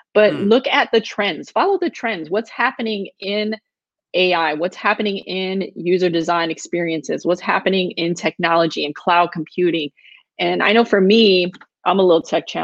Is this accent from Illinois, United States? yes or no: yes; Chicago, Illinois, United States; moved away; me growing up on the South Side of Chicago.